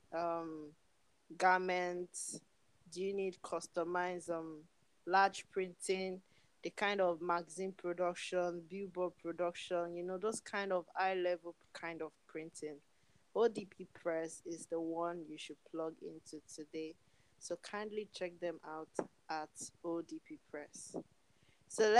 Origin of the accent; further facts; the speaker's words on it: Nigeria; my country, Nigeria